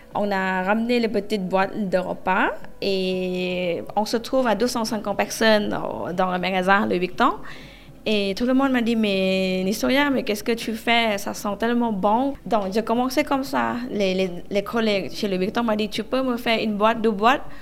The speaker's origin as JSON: {"language": "French", "region": "Southern Thailand", "country": "Thailand", "also_born_or_lived": "Phuket", "second_language": "French", "moved": "yes", "lives_now": "Paris, France", "said": "Je viens du sud de la Thaïlande. En fait, ma famille en Thaïlande, ils ont le restaurant. Euh, à Phuket"}